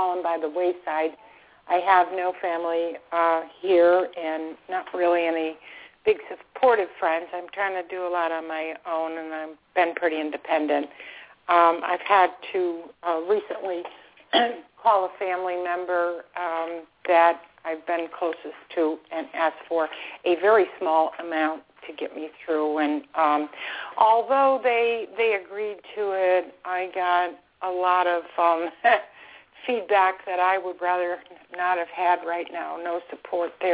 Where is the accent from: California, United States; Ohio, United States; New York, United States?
New York, United States; Buffalo; now in Florida, United States; I'm calling from Florida, former upstate New York person myself